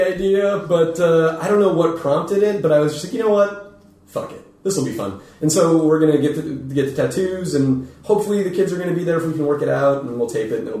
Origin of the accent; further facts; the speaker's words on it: Phoenix, Arizona, United States; We were in Phoenix, my hometown